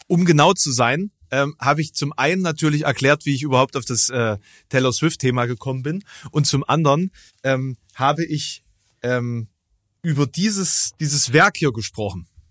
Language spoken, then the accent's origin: German; Germany; Es ist wirklich eine absolute Grenzregion. So meine, meine Heimat